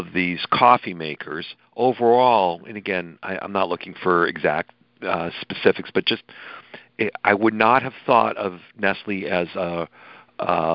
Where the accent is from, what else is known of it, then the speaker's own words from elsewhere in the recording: United States; accent: American; they call it Americano when they hear my accent when I arrive in London